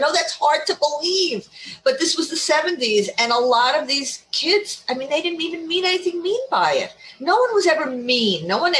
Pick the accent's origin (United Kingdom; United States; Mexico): United States; New York City, New York; also born or lived in Ohio; Born and raised in New York City.